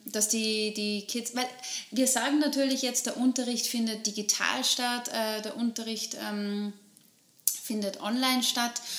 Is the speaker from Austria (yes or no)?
yes; Upper Austria, Austria; bei uns in Oberösterreich